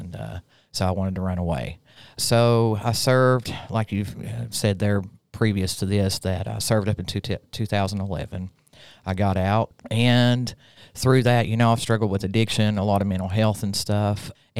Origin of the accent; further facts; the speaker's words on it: Rutledge, Tennessee, United States; also born or lived in Pike County, Kentucky; So I'm originally from Pike County, Kentucky. {S1} Nice. {S2} I was raised primarily in a small town called Rutledge. It's inside Granger County, which are only famous for tomatoes.